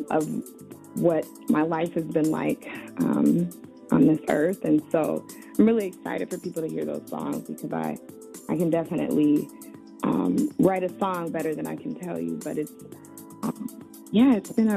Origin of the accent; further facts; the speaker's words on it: Chicago, Illinois, United States; I grew up in Chicago on the South Side